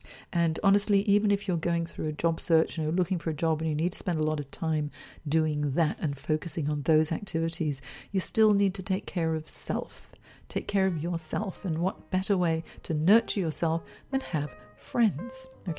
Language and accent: English; Hong Kong; also born or lived in San Francisco / London / Singapore; now in Sydney, Australia; I'm originally from Hong Kong, so I moved from Hong Kong to San Francisco, San Francisco to London, London to Singapore, Singapore to Sydney, then back to Singapore again, then back to Sydney.